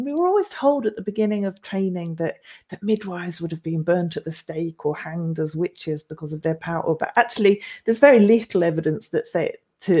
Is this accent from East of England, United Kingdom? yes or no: yes; Norfolk, East of England, United Kingdom; moved away; I grew up in Norfolk, so I'm not native to this area either